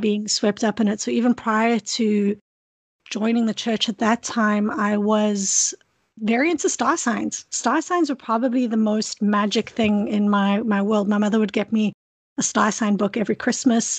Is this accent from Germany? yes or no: no; South Africa; now in Kingston, Canada; I grew up in South Africa where there's a lot of a lot of beauty